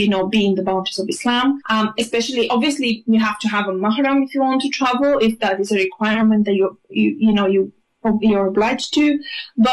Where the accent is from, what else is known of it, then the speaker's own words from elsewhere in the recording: Bulgaria; moved away as an adult; also born or lived in Greece; now in United Kingdom; I was born in Greece. I was raised in Bulgaria. I live in the UK for the past 10 years. I've literally spent 10 years in each country